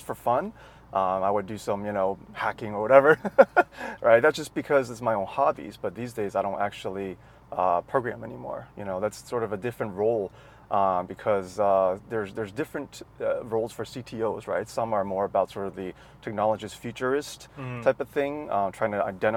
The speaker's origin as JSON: {"language": "English", "region": "Maryland", "country": "United States", "tie": "born or raised there", "also_born_or_lived": "Nanjing, China / California", "accent": "American", "moved": "as an adult", "said": "Grew up in Maryland, which is on the East Coast of the US"}